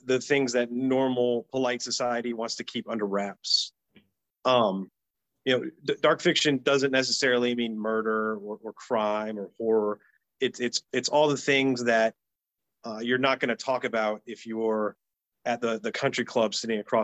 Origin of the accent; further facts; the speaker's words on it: Georgia, United States; I'm from Georgia